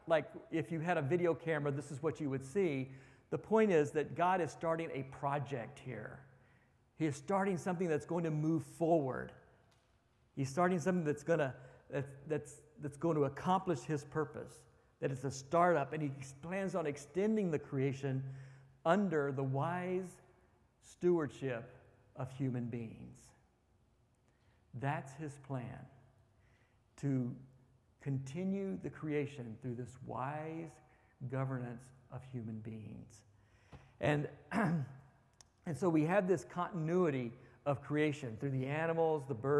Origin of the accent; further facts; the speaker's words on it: Texas, United States; My wife is from Iowa and I'm from Texas